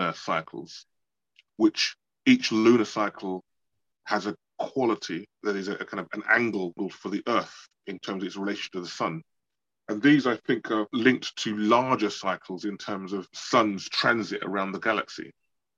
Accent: London, United Kingdom; I was born in London

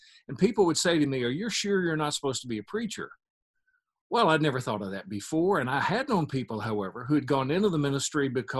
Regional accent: Osceola, Arkansas, United States; Well, it was typical Americana. I mean, small town, county seat town in the South on the Mississippi River.

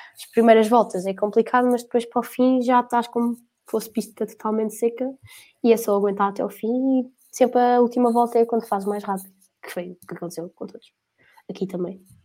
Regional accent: Portugal; eu, como português

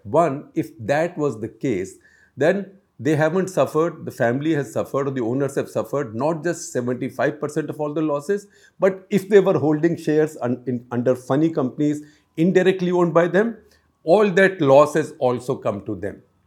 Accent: India

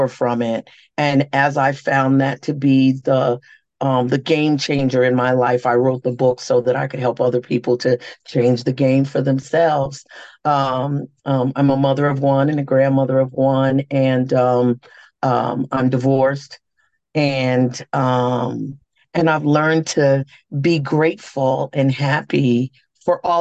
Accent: New York City, New York, United States; I'm a native New Yorker because I was born and raised here. And New York City has been good to me

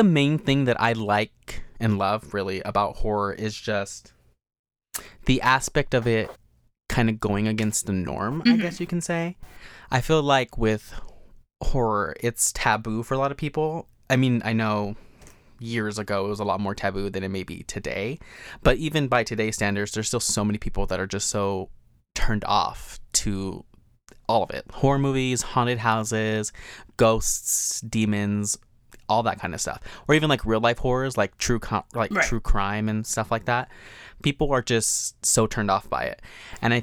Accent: New Mexico, United States; moved away as an adult; now in Las Vegas, United States; Was born and raised in New Mexico

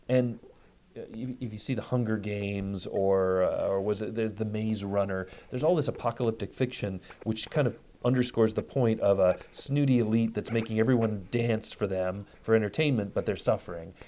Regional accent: Detroit, Michigan, United States; I'm, I'm from Detroit. I'm a Midwesterner

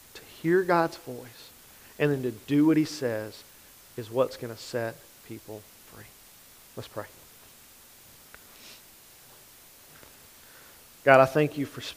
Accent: Grant Parish, Louisiana, United States; I'm from Grant Parish

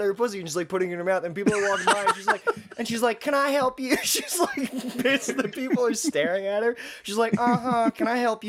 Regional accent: Maryland, United States; I'm from Maryland.

